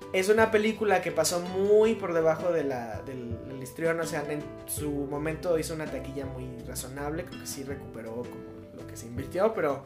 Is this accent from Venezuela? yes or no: no; Mexico; como mexicanos